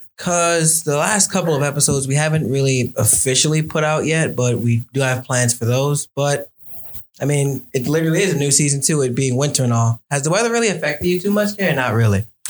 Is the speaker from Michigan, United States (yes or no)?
no; New York City, New York, United States; I was actually born and raised in Brooklyn